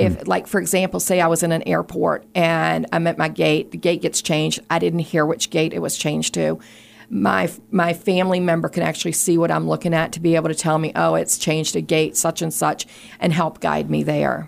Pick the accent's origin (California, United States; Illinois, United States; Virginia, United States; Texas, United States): Virginia, United States; Richmond; I grew up in Richmond, close to the Department for the Blind and Vision Impaired